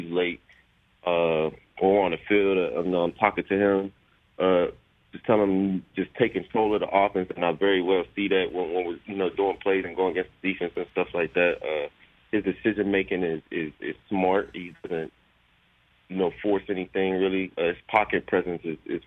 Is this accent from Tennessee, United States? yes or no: no; Pittsburgh, Pennsylvania, United States; it's my hometown state